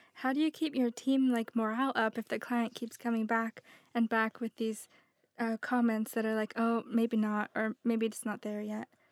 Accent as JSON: {"language": "English", "town": "Los Angeles", "region": "California", "country": "United States", "moved": "yes", "lives_now": "United Kingdom", "said": "I'm from Los Angeles"}